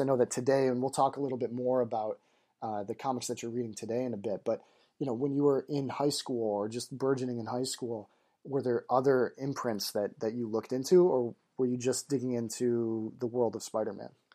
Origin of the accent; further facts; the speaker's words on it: Michigan, United States; I'm from Michigan